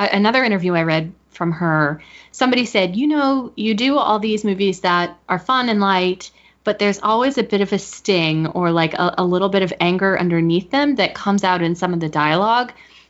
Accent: United States; identifying myself with being an American

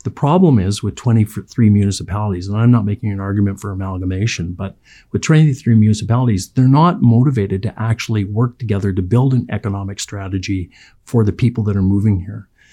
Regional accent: Chilliwack, British Columbia, Canada; I was a kid growing up in Chilliwack

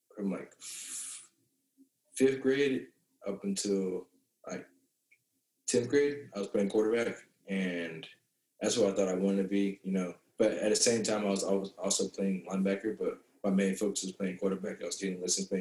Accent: Palm Beach, Florida, United States; moved away as an adult; now in California, United States; I grew up in Deerfield first when I moved to Palm Beach, Florida at like 7 years old

